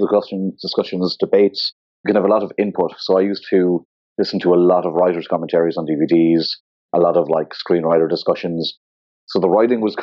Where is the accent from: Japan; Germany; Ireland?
Ireland; also born or lived in Scotland / New York; Location-wise, I'm from Ireland, and yeah, so I live and work in Dublin